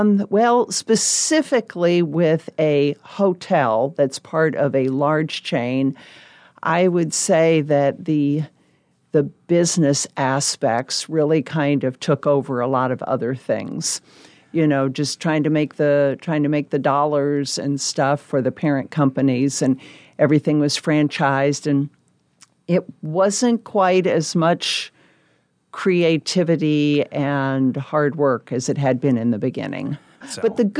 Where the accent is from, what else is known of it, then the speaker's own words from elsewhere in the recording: Memphis, Tennessee, United States; also born or lived in Fort Belvoir, Virginia; I was born in Fort Belvoir, Virginia. My dad was in the Army, and we did a lot of moving around. But I went to high school in Memphis, Tennessee.